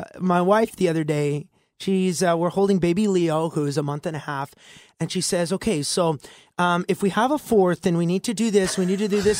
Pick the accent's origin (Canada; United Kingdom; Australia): Canada; Alberta; this Alberta boy